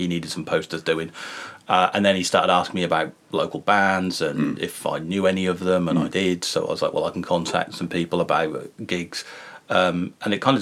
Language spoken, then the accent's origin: English; Great Yarmouth, East of England, United Kingdom; now in Norwich, United Kingdom; I'm from Yarmouth. I live in Norwich